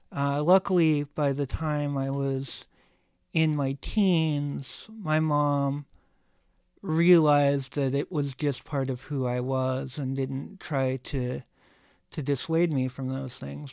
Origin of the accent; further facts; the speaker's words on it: United States; being an American and living in a country